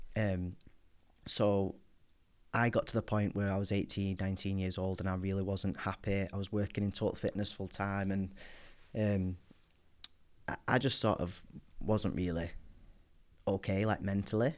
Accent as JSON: {"language": "English", "town": "Wigan", "region": "North West England", "country": "United Kingdom", "tie": "born or raised there", "said": "I grew up in Wigan, in the northwest."}